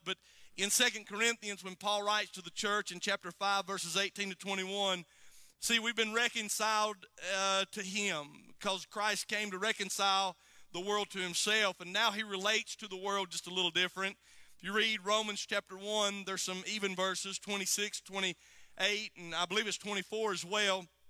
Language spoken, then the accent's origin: English; United States; I'm from Alexander County